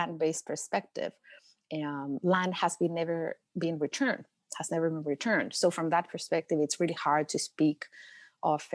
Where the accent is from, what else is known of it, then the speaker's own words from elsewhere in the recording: Chile; Chile, which is my home country